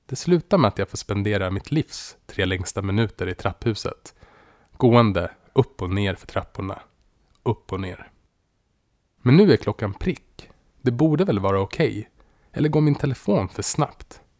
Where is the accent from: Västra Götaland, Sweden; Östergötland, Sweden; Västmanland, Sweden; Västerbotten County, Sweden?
Västmanland, Sweden; Västerås; Det fanns mycket igenkänning från min uppväxt i Västerås och jag kände mig hemma direkt.